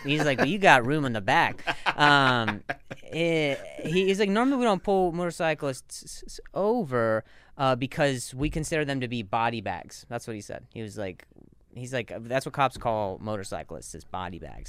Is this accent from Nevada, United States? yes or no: yes; Las Vegas, Nevada, United States; moved away; also born or lived in Indiana; I grew up in Vegas, but I was born in, in Indiana